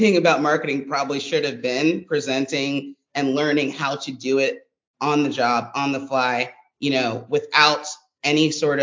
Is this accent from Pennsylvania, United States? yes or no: yes; Harrisburg, Pennsylvania, United States; My first summer job was a summer job at a bagel shop in my hometown of Harrisburg, PA